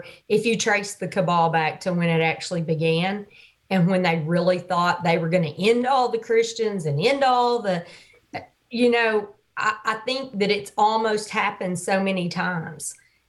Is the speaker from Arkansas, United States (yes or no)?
yes; Arkansas, United States; You didn't know I'm from Arkansas.